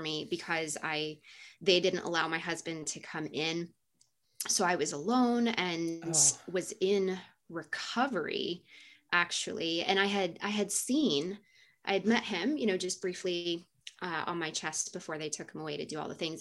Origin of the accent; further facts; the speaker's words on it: United States; also born or lived in South Korea / Kuwait; we are American and we identify as Americans